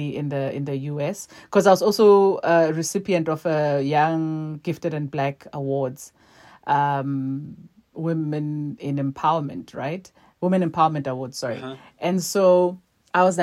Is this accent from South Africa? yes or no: yes; South Africa; I'm a South African